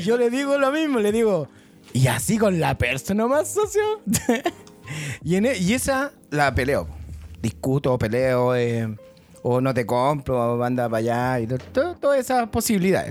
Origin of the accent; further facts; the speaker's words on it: Santiago, Santiago Metropolitan Region, Chile; vengo de La Pintana